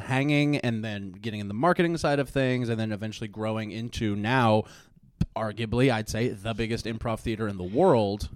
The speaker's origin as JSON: {"language": "English", "town": "Springfield", "region": "Missouri", "country": "United States", "tie": "born or raised there", "also_born_or_lived": "Chicago", "moved": "as an adult", "said": "my hometown in Spring, in, like, the Springfield, Missouri area"}